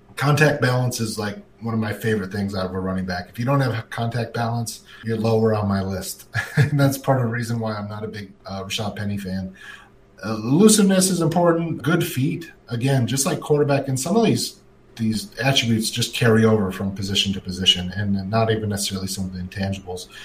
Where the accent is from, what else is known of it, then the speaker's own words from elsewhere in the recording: Minnesota, United States; I grew up in Minnesota